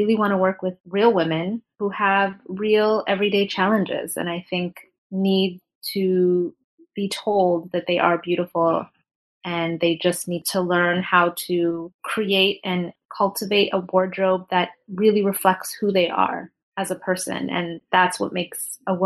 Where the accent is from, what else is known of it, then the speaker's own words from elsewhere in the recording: Toronto, Ontario, Canada; moved away as an adult; now in New York, United States; I'm Canadian in Toronto. And then I moved to New York about 11 years ago